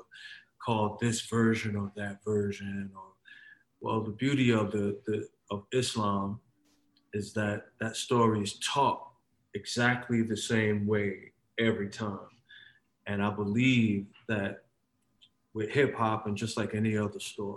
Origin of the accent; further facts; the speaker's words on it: Paterson, New Jersey, United States; moved away as an adult; also born or lived in East Windsor, New Jersey / New York; I was born in Patterson. I moved to from Patterson. We moved from Patterson to Central New Jersey when I was about 12 years old